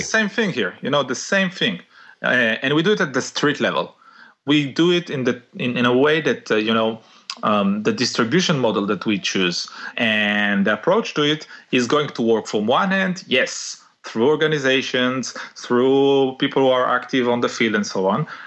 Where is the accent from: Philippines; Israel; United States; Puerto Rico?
Israel; moved away as an adult; now in Italy; born in Israel and uh, living in Italy actually in the last ten years or so